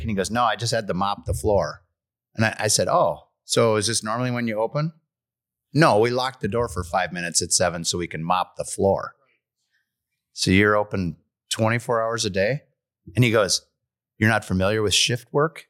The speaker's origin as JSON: {"language": "English", "town": "Stillwater", "region": "Minnesota", "country": "United States", "said": "And we said, Stillwater"}